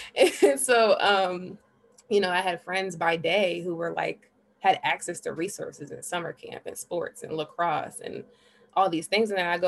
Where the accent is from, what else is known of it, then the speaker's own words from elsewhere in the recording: New Haven, Connecticut, United States; I am from New Haven, Connecticut.